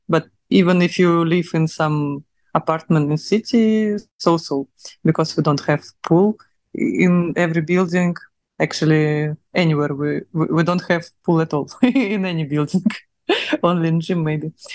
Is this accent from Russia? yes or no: yes; Russia; accent: Russian; English is a second language; now in Dubai, United Arab Emirates; my russian accent